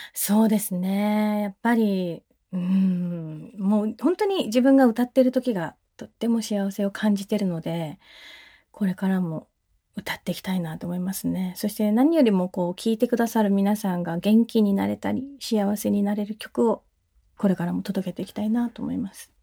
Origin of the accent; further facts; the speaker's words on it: Ishigaki, Okinawa, Japan; 私のふるさと石垣島